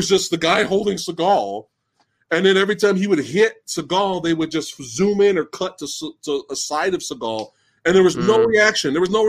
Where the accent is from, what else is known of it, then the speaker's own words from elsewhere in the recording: the South, United States; Yeah, because you know I'm from the South.